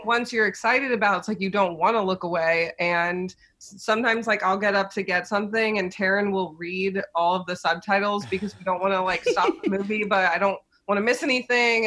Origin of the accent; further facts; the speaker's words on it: Cincinnati, Ohio, United States; moved away as an adult; also born or lived in New York; I grew up in Cincinnati